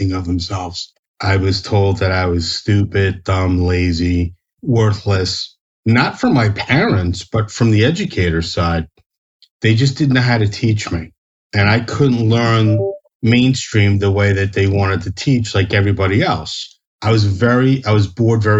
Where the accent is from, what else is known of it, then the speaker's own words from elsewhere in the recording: New Jersey, United States; I'm born and raised in New Jersey